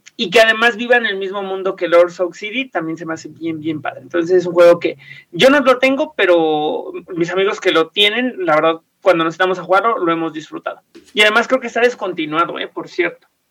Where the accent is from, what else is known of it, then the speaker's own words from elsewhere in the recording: Mexico; nos pertenece Teotihuacán como mexicanos